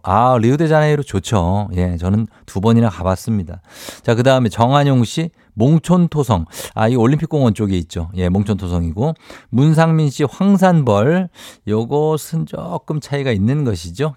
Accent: Daegu, South Korea; 달구벌 대구죠. 예, 네, 대구.

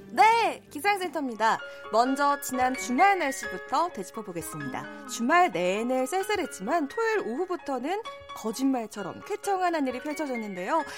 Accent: Busan, South Korea; also born or lived in Namwon / Gangneung; now in Seoul, South Korea; 또 고향은 부산입니다

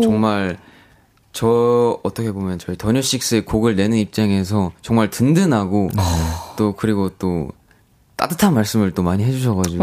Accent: Ulsan, South Korea; now in Seoul, South Korea; 제가 또 울산 사람이니까 옛날에는 바다를 매일 봤는데

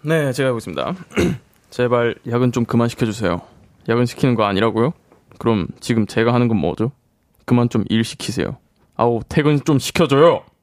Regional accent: Busan, South Korea; born or raised there

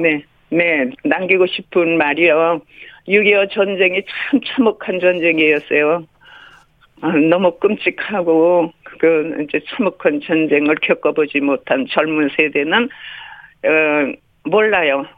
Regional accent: Chuncheon, Gangwon, South Korea; 나는 춘천여고 1학년인데

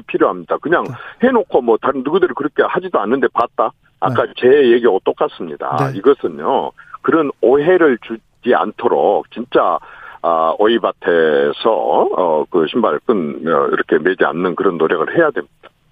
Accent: Honam, South Korea; 호남 출신인 제가

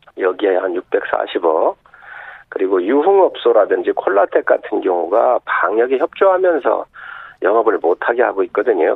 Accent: South Chungcheong, South Korea; 서산 태안 출신

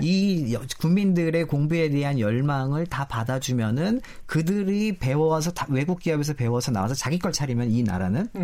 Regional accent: South Korea

